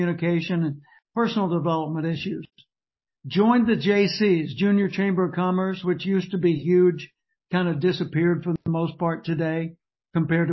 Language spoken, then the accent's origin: English; Little Rock, Arkansas, United States; also born or lived in Tulsa, Oklahoma; now in Austin, United States; I grew up in Little Rock, Arkansas